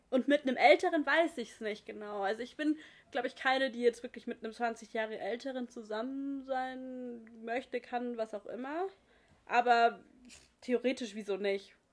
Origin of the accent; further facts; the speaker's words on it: near Pforzheim, Baden-Württemberg, Germany; aus Pforzheim, in der Nähe, wo ich herkomme